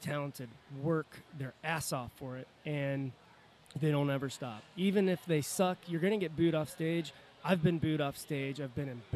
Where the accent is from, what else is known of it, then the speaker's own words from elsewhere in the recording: Cincinnati, Ohio, United States; we're from Cincinnati